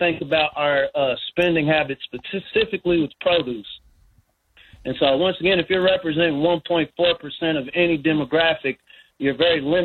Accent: Lexington, Kentucky, United States; also born or lived in Mississippi; I was born in Mississippi, but I grew up in Lexington, north side Lexington

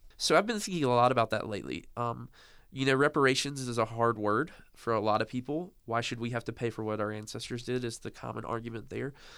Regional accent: the South, United States; born or raised there

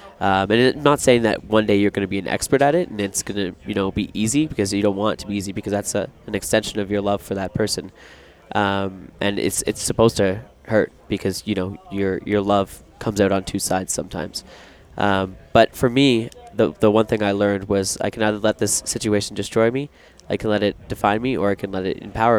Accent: Newmarket, Ontario, Canada; I grew up in a small town just outside Toronto, Canada, Newmarket.

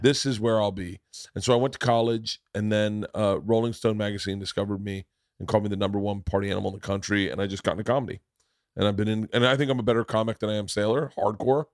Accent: Florida, United States; I grew up in Florida. So the ocean was part of our lives growing up

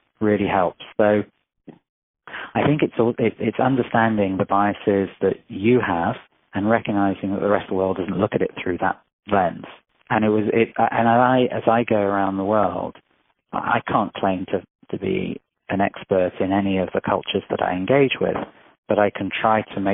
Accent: England, United Kingdom; moved away; also born or lived in Israel; I grew up in England, I spent a lot of my years in Israel

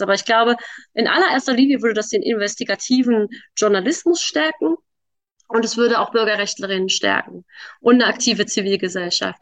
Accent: Berlin, Germany; Also ich komme aus Berlin

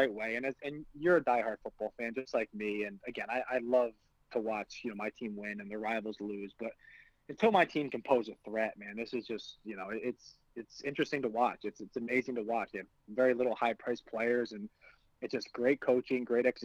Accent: New York, United States; as a New Yorker

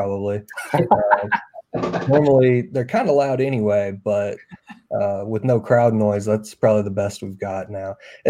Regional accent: Jonesboro, Arkansas, United States; I grew up in Jonesboro watching ASU.

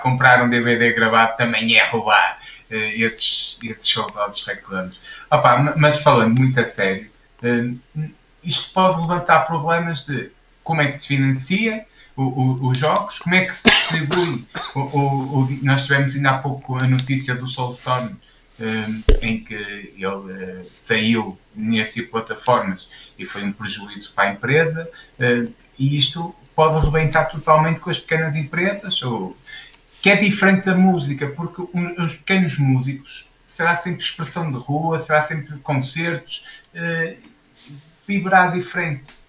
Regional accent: Portugal; nós somos portugueses

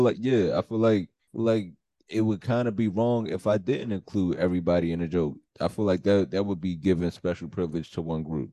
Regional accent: Philadelphia, Pennsylvania, United States; moved away as an adult; also born or lived in New York; now in North Jersey, United States; my life growing up in Philly

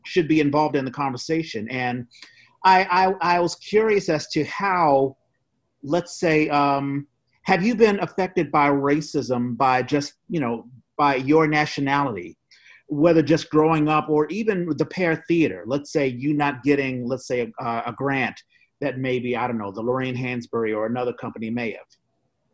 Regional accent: East Coast, United States; I grew up on the East Coast as well.

